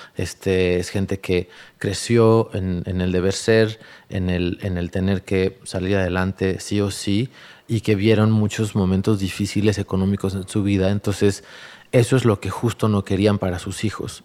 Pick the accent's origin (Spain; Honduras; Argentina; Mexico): Mexico; Tlalnepantla, State of Mexico; also born or lived in San Agustinillo, Oaxaca; crecí en Valle Dorado, en Tlalnepantla, en la periferia